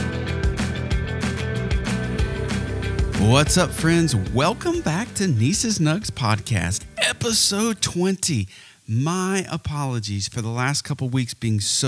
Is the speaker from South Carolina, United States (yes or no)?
yes; Myrtle Beach, South Carolina, United States; my hometown. Now, the Myrtle Beach area and the Grand Strand area